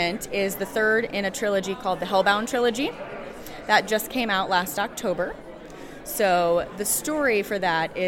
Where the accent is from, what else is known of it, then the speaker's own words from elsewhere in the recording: St. Louis, Missouri, United States; moved away as an adult; now in Indiana, United States; I am originally from St. Louis, moved here to go to college